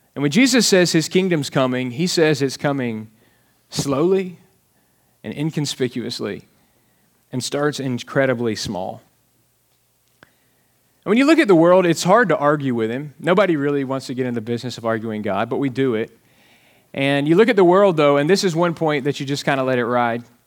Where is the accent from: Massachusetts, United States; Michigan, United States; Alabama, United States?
Alabama, United States; now in Texas, United States; I am from Alabama and, uh, grew up wearing shoes and reading and things like that.